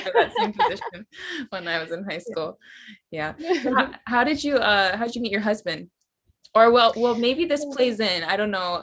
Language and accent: English; Kailua, Hawaii, United States; I'm from Kailua